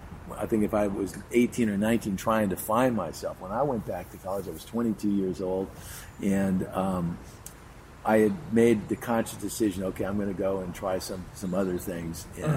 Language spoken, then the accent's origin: English; Beverly Hills, California, United States; I grew up in Beverly Hills, went to Beverly Hills High School.